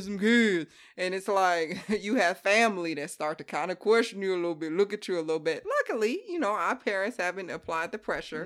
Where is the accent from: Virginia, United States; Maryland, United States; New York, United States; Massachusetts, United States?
Virginia, United States; Hampton; moved away as an adult; we're identical twins, born and raised on the East Coast.